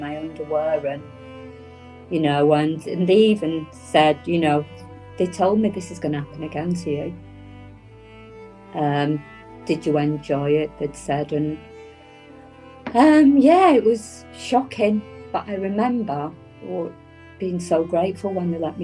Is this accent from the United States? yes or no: no; Whitefield, North West England, United Kingdom; I grew up in Manchester, outside of Manchester. It was called Whitefield